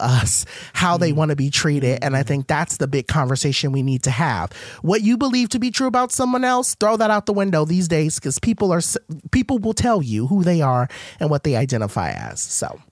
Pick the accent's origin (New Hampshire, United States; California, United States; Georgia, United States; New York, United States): California, United States; Compton; I was raised in Compton